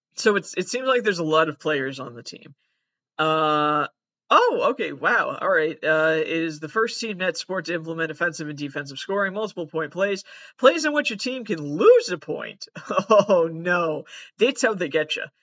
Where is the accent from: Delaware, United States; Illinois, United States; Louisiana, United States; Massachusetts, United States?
Massachusetts, United States; I am from Massachusetts. I've always lived in Massachusetts.